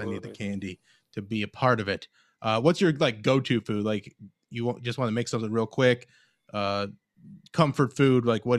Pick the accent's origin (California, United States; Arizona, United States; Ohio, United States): Ohio, United States; Cleveland; I grew up Mormon, and I grew up in Cleveland.